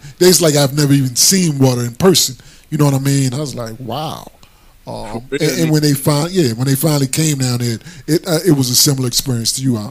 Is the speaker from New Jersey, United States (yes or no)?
yes; Atlantic City, New Jersey, United States; I was born in Atlantic City.